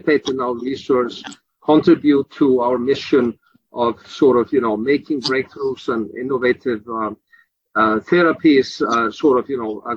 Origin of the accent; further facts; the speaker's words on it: Iceland; now in Philadelphia, United States; I'm actually from Iceland myself